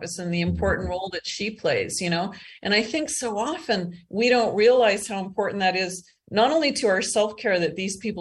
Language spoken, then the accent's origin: English; Eastern Canada, Canada; also born or lived in Calgary, Alberta, Canada; now in Costa Rica; I grew up in Eastern Canada, and then I moved out west and lived in Calgary for almost 30 years